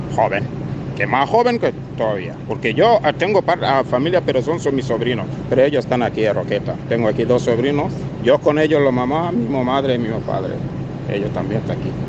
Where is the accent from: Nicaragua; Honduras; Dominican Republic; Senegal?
Senegal; Spanish is a second language; now in Almería, Spain; yo soy de Senegal